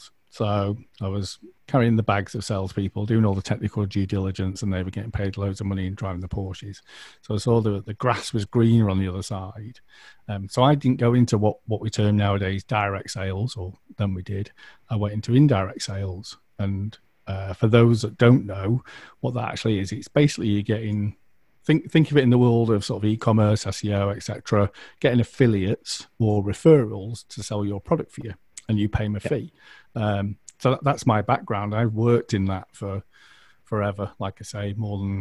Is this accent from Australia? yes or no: no; United Kingdom; we're British